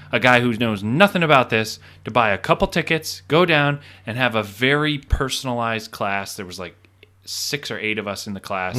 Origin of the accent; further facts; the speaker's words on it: Plattsburgh, New York, United States; I grew up on Cumberland Head